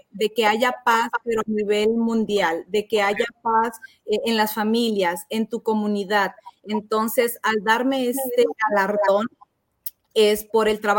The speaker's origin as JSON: {"language": "Spanish", "country": "United States", "tie": "born there", "also_born_or_lived": "Guadalajara, Mexico", "said": "Eh, yo nací en Estados"}